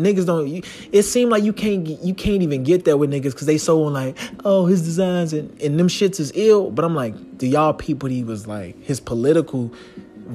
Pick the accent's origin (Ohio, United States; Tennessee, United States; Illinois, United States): Illinois, United States; Chicago; I'm from Chicago